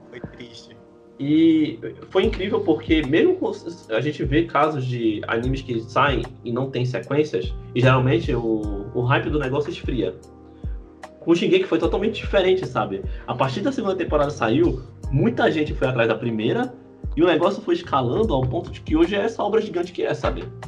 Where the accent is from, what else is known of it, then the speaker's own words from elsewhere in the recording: Brazil; A gente é brasileiro